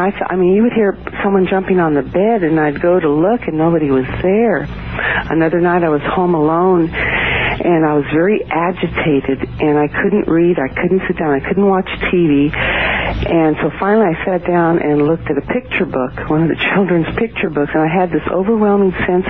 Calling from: Alameda, California, United States; Morning, from Alameda, California, right outside of San Francisco.

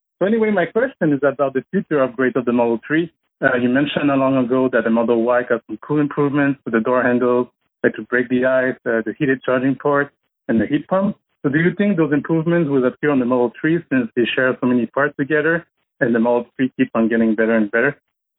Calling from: Montreal, Quebec, Canada; from Montreal, Canada. First-time caller.

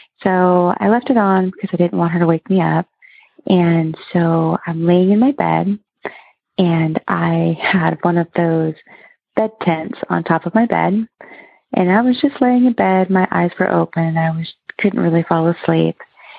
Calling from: Oregon, United States; I'm calling from Oregon.

